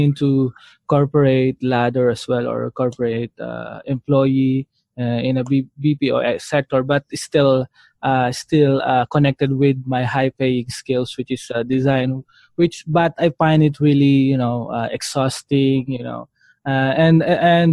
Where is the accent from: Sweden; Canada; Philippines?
Philippines; as a Filipino